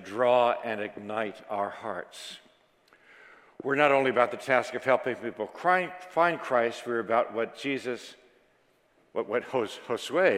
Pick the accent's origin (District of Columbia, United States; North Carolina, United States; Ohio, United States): District of Columbia, United States; Washington; I was raised in Washington, D.C.